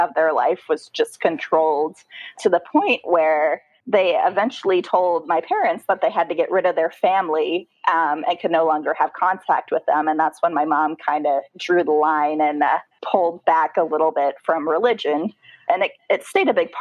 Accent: Tacoma, Washington, United States; So I grew up in Tacoma, Washington, which is just about an hour south of that big city, Seattle.

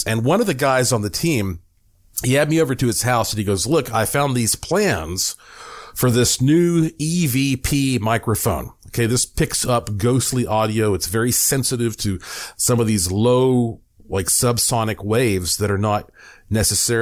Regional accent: Asheville, North Carolina, United States; moved away as an adult; now in Las Vegas, United States; my hometown of Asheville, North Carolina

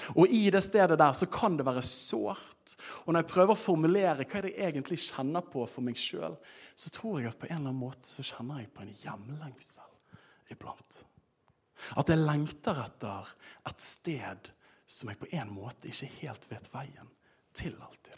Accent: Bergen, Vestland, Norway; jeg er fra Bergen

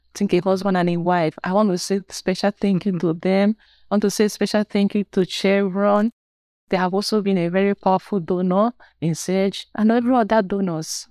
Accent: Nigeria; I'm from Nigeria.

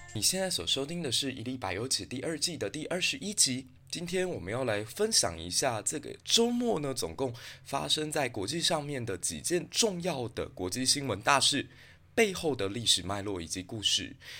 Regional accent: Taiwan; 埃及这个国家可以给我们台湾人很多的借鉴

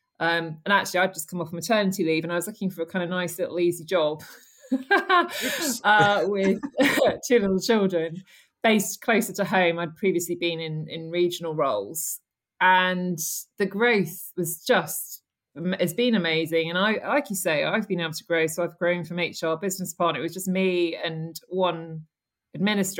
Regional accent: United Kingdom; I'm British

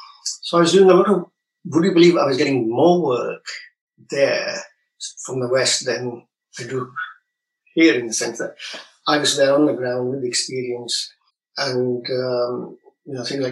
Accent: Pakistan; born there; moved away; also born or lived in England; Yes, I was born in Pakistan and we moved to England in the 60s.

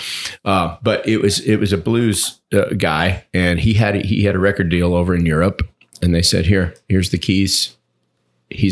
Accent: Ann Arbor, Michigan, United States; I grew up in Ann Arbor

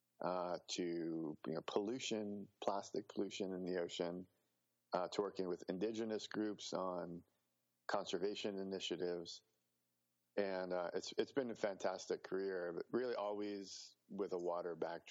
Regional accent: New Jersey, United States; moved away; also born or lived in New York City / Chicago / Indiana; I grew up on the East Coast. I was born in New York City, grew up in New Jersey. Then we moved to Chicago.

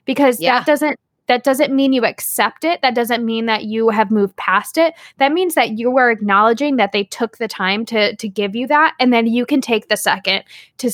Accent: Akron, Ohio, United States; I was born in Akron General

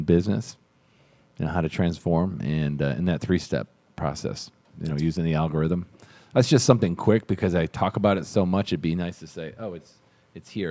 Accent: Pittsfield, Massachusetts, United States; Pittsfield, Mass, which is where I grew up

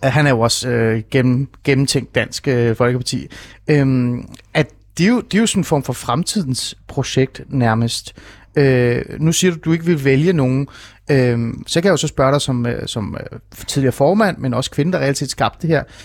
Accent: Hornbæk, Capital Region of Denmark, Denmark; Jeg voksede op i Ålskov, øh, Hornbæk-området i Nordsjælland

